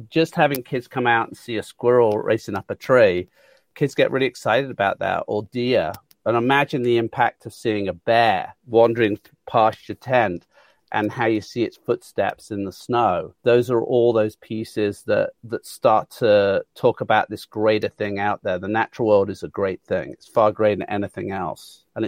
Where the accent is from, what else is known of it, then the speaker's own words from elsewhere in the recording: Handsworth, West Midlands, United Kingdom; I'm a very proud Brummie. I was born in Handsworth.